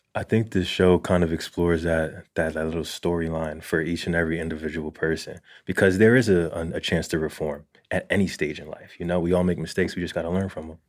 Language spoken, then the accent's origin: English; Jersey City, New Jersey, United States; I grew up in Jersey City